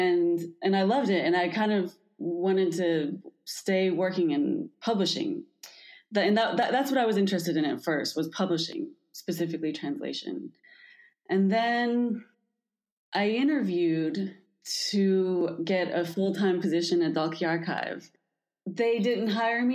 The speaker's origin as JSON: {"language": "English", "region": "Kentucky", "country": "United States", "tie": "born or raised there", "moved": "yes", "lives_now": "Santiago, Chile", "said": "I am from the United States, from Kentucky, and I live in Santiago, Chile"}